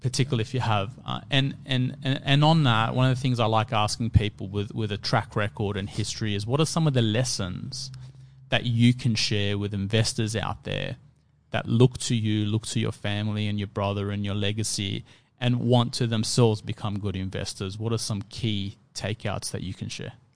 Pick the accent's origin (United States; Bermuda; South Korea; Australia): Australia; Sydney, New South Wales; I grew up in Fairfield